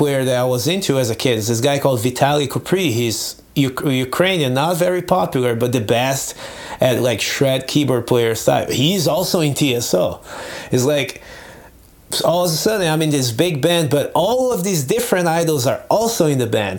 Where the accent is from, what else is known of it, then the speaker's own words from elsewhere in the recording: Brazil; English is a second language; moved away as an adult; also born or lived in Nebraska, United States / California, United States; now in United States; I grew up in Brazil